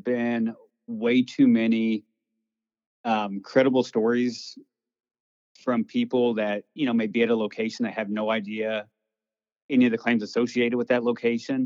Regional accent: Missouri, United States; I was born and raised in Missouri and always grew up hearing ghost stories

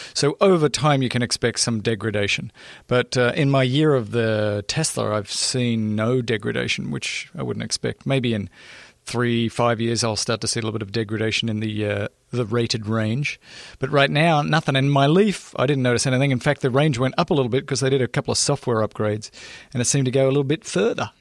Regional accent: Australia; now in Los Angeles, United States; I didn't grow up here. I'm actually from Australia. I actually grew up in what you would call the outback of Australia.

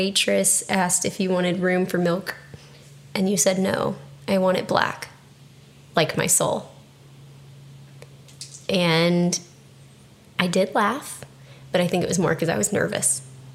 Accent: Texas, United States; moved away; I'm from Texas. I am Texan, even though my driver's license doesn't say that anymore

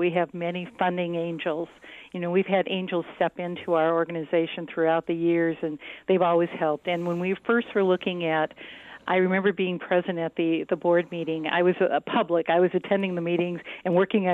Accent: Saginaw Township, Michigan, United States; also born or lived in California; I grew up in Saginaw Township.

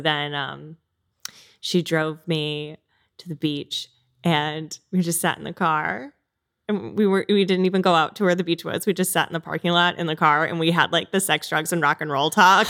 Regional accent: Connecticut, United States; I grew up in Connecticut

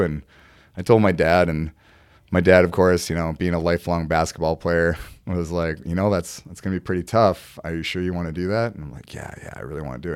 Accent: Mankato, Minnesota, United States; now in Burnsville, United States; I'm from Mankato, you know, town about, you know, forty, fifty thousand people

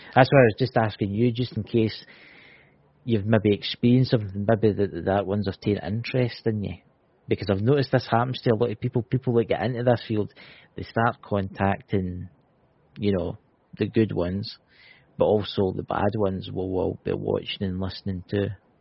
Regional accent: Scotland, United Kingdom; I'm Scottish. What Look, I'm Scottish.

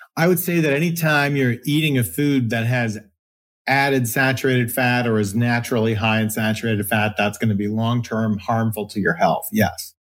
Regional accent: Philippines; I was born in the Philippines

